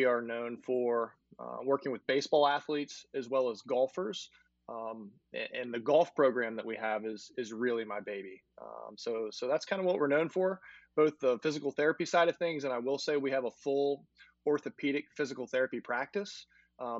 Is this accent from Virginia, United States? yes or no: yes; Newport News, Virginia, United States; also born or lived in Poquoson, Virginia; now in Richmond, United States; I grew up in Newport News, Virginia, and then later moved to Pocosin